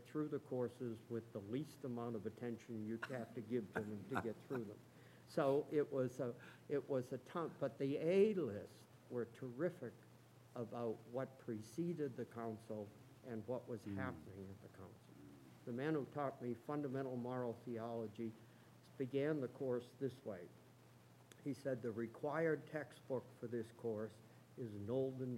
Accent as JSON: {"language": "English", "town": "Chelmsford", "region": "Massachusetts", "country": "United States", "tie": "born or raised there", "said": "I grew up in Chelmsford, which is a small town in the textile area of Massachusetts"}